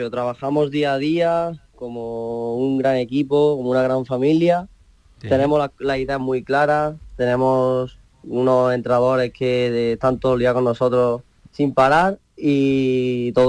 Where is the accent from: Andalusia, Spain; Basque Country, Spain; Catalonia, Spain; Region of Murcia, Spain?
Andalusia, Spain; Estepa; accent: Estepa; also born or lived in Barcelona; Ese acento es de Estepa, ¿no? Sí, bueno, nací en Barcelona, pero de chico, sí, de muy chico me vine para aquí